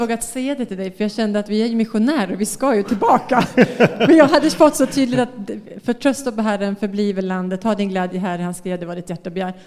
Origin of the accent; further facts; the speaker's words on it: Västerås, Västmanland, Sweden; moved away as an adult; now in Bangkok, Thailand; Jag är från Västerås, det är några timmar härifrån